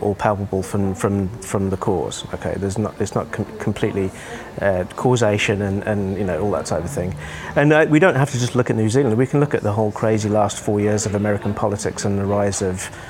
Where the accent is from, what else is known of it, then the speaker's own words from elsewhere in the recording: Birmingham, West Midlands, United Kingdom; moved away; I grew up in a reasonably deprived area of the UK in in Birmingham, around the Midlands